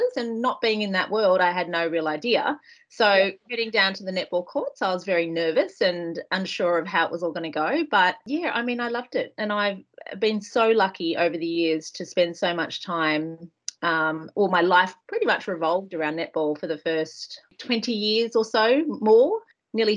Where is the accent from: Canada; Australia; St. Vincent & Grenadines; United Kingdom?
Australia; moved away as an adult; now in New Zealand; growing up in Australia, very similar to here in New Zealand